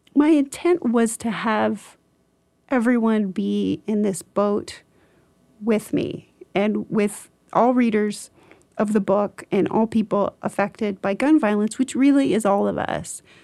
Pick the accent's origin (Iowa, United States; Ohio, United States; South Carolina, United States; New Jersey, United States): Iowa, United States; rural; in rural Iowa where I grew up